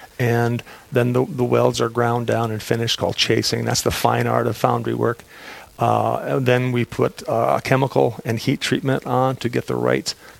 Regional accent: Aberdeen, South Dakota, United States; I grew up in Aberdeen

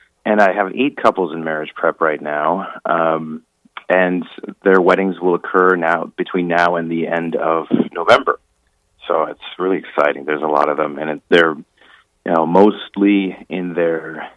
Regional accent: Pequot Lakes, Minnesota, United States; also born or lived in St. Paul, Minnesota / Rome; grew up in Pequot Lakes, Minnesota

